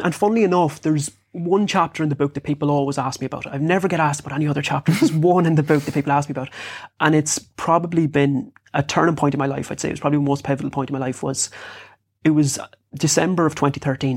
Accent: Bunninadden, Connacht, Ireland; I grew up in Bunnaden, which is in South Sligo

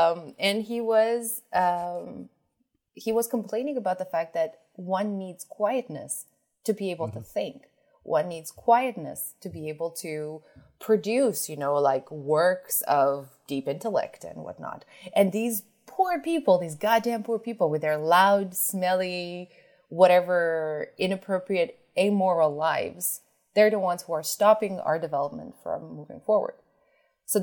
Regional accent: New York City, New York, United States; Like I grew up in a city, you know, I grew up in New York City.

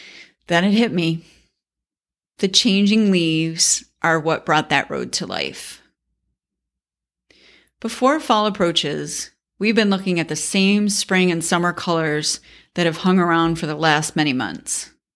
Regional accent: New York, United States; I grew up in Central New York. Although the winter started in October and sometimes ended in May

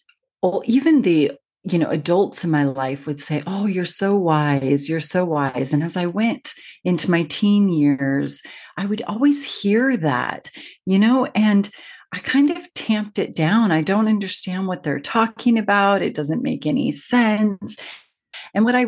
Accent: Seattle, Washington, United States; now in United Kingdom; I live in the UK, but I'm from Seattle

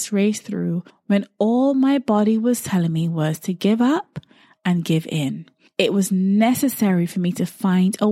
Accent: Barbados; growing up in Barbados

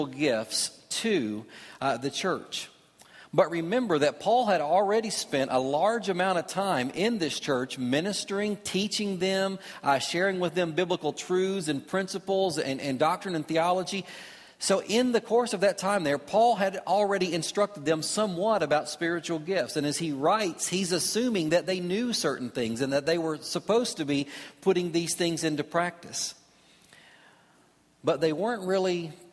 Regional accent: Kentucky, United States; where I grew up in Kentucky

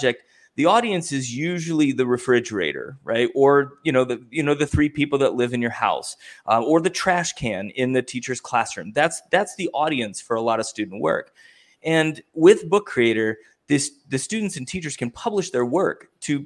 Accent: Ohio, United States; I'm from Ohio.

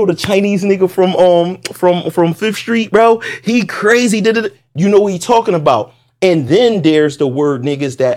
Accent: Puerto Rico; also born or lived in South Carolina; I'm Puerto Rican

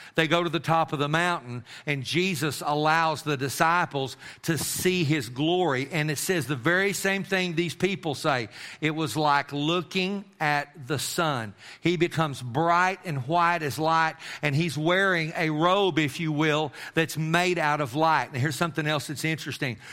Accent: Amarillo, Texas, United States; I grew up in Amarillo

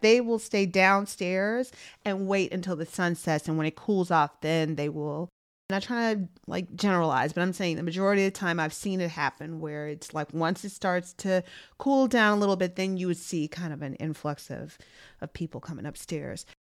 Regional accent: Chicago, Illinois, United States; I'm from Chicago

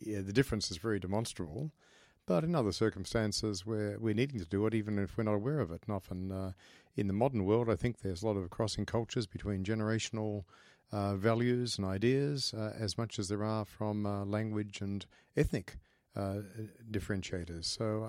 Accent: Brisbane, Queensland, Australia; Oh, well, I grew up in Queensland, in Brisbane, and I came from a family that certainly in some parts I was they had as I've come to learn, great Christian piety.

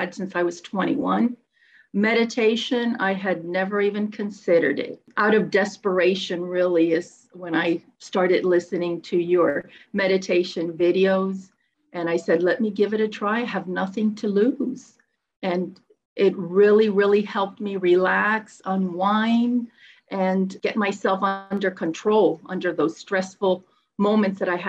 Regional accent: Miami, Florida, United States; I'm from Miami, Florida

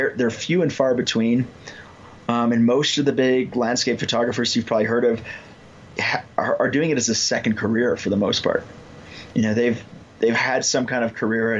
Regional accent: Illinois, United States; moved away as an adult; now in Colorado, United States; I started in Illinois. That's where I grew up. And then I moved to Colorado in, it's about 2004.

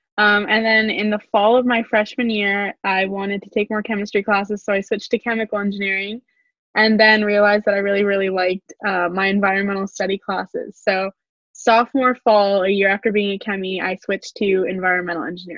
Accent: Los Angeles, California, United States; I'm a junior from Porter Ranch, which is northern Los Angeles in California

